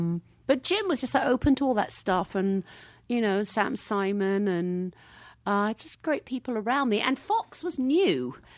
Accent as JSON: {"language": "English", "town": "Hackbridge", "region": "London", "country": "United Kingdom", "tie": "born or raised there", "said": "I mean, I came from Hackbridge. I had a fish and chip shop and a sewer works where I grew up."}